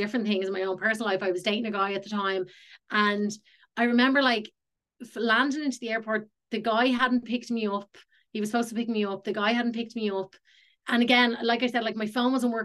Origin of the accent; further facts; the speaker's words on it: Ireland; moved away as an adult; also born or lived in Los Angeles, United States; So I am from Ireland and I'm back in Ireland now.